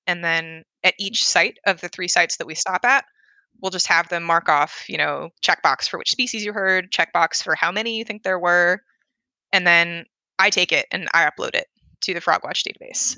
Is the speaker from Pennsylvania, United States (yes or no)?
yes; Philadelphia, Pennsylvania, United States; moved away; I'm from Philadelphia